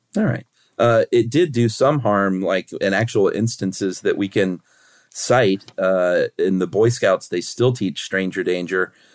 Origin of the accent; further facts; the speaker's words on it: United States; as an American